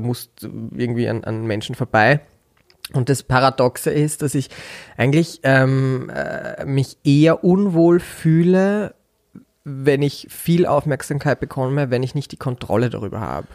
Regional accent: Bad Mitterndorf, Styria, Austria; also born or lived in Upper Austria; geboren bin ich in Oberösterreich und als, wir, als ich vier Jahre alt war, mein Bruder fünf, sind meine Eltern von Oberösterreich in die Steiermark gezogen und quasi bin ich ja Steirer, wenn man so möchte, weil da bin ich mhm. aufgewachsen

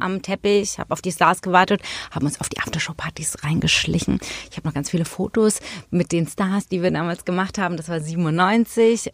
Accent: Hamburg, Germany; in Hamburg waren, in meiner Heimatstadt

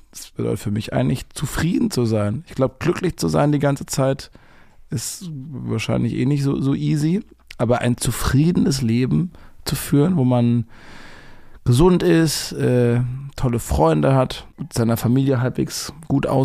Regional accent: Baden-Württemberg, Germany; accent: Baden; vor zehn Jahren habe ich noch mit einem ganz krassen badischen Akzent geplappert. Ich komme ja aus dem Badenerländer, das ist hier so 750 Kilometer von Berlin weg.

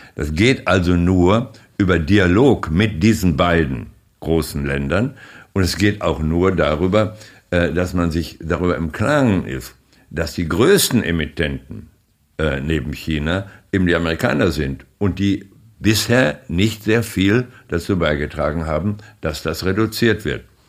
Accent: Germany; als Deutsche

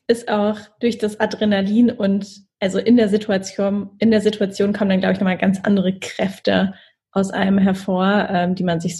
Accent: Mannheim, Baden-Württemberg, Germany; ein Freund von mir aus Mannheim, aus meiner Heimat, hatte genau ähnliche Dinge berichtet

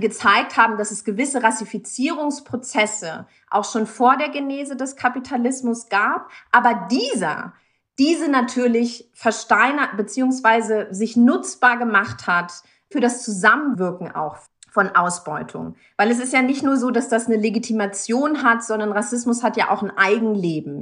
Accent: Germany; in Deutschland, wo ich aufgewachsen bin

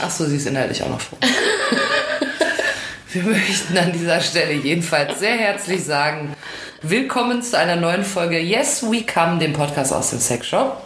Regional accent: Ruhr area, North Rhine-Westphalia, Germany; Ich komme ja aus dem Ruhrgebiet

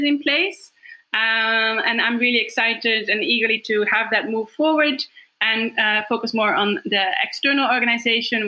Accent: Deventer, Overijssel, Netherlands; my hometown, Deventer, in the Netherlands.

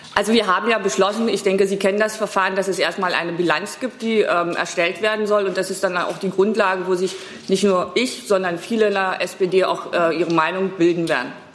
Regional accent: East Germany, Germany; Ich als Ostdeutsche

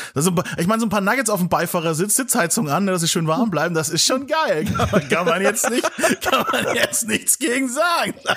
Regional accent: Nuremberg, Bavaria, Germany

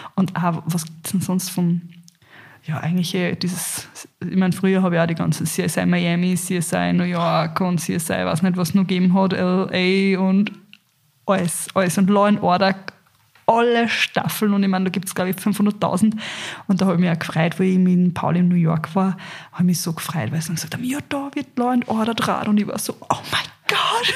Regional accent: Carinthia, Austria; ich bin in Kärnten aufgewachsen

